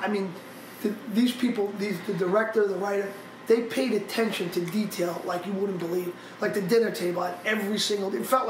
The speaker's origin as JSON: {"language": "English", "town": "Yonkers", "region": "New York", "country": "United States", "tie": "born or raised there", "also_born_or_lived": "Bogotá, Colombia", "said": "I never lived in the Bronx. I grew up in Yonkers."}